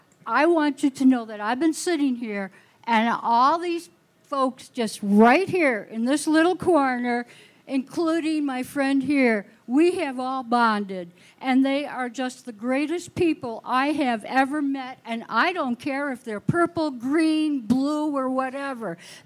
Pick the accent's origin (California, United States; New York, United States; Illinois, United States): New York, United States; Rochester; I'm from Rochester, New York